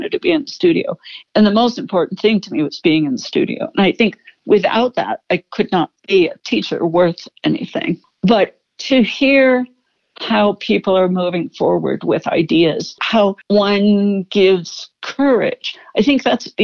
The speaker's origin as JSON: {"language": "English", "town": "Pittsburgh", "region": "Pennsylvania", "country": "United States", "tie": "born or raised there", "moved": "yes", "said": "I was born in Pittsburgh"}